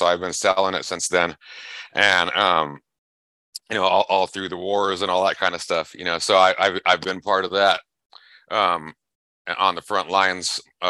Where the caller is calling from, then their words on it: Buckeye, Arizona, United States; Buckeye, Arizona.